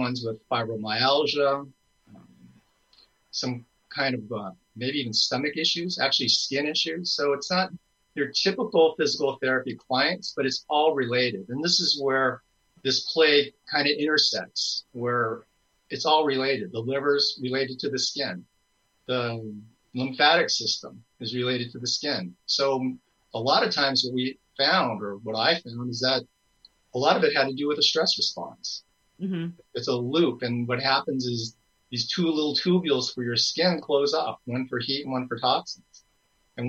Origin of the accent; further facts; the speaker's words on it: Los Angeles, California, United States; moved away; also born or lived in San Francisco Bay Area; I'm actually from Los Angeles, but most of my time was in the San Francisco Bay Area for 35 years